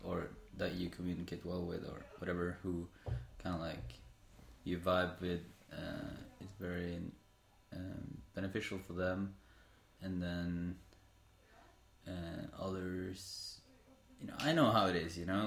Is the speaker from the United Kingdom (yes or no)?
no; Sandefjord, Vestfold, Norway; we are in Sandefjord, my hometown